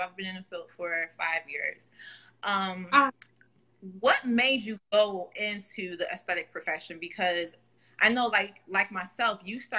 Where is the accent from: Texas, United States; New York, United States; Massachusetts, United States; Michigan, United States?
New York, United States; Buffalo; Salley and I, we grew up together in Buffalo, New York